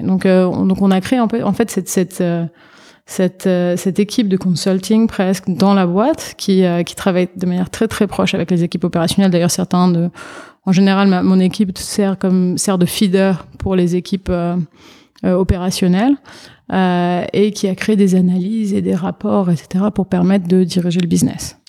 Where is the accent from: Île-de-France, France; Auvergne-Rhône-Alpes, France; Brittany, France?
Île-de-France, France; Paris; moved away as an adult; now in New York, United States; je suis née, j'ai été élevée à Paris en France.